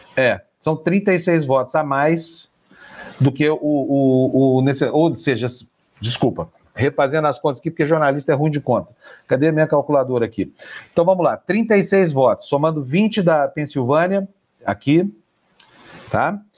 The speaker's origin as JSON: {"language": "Portuguese", "town": "Uberlândia", "region": "Minas Gerais", "country": "Brazil", "tie": "born or raised there", "moved": "yes", "said": "Quando eu era criança, lá em Uberlândia, Minas Gerais"}